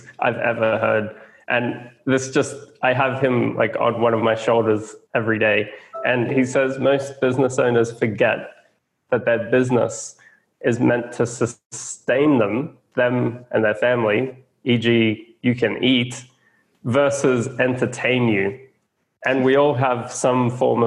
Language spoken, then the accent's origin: English; Australia; I'm an Aussie.